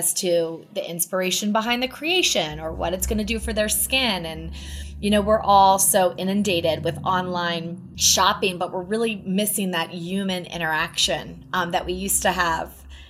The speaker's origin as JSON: {"language": "English", "region": "East Coast", "country": "United States", "tie": "born or raised there", "said": "It's so amazing for somebody growing up on the East Coast."}